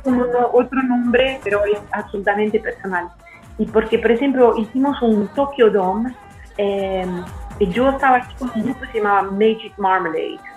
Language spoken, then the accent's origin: Spanish; central Italy, Italy; Spanish is a second language; moved away; also born or lived in Milan, Italy; yo nací en el centro y todavía soy de carácter, eh, como, como actitud, soy pues, un poco del centro